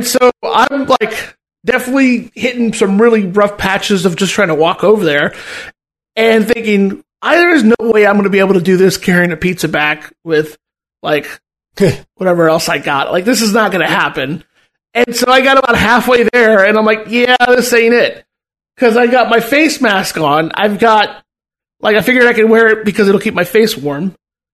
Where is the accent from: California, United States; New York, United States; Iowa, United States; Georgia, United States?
California, United States; Southern; moved away; I'm from fucking SoCal.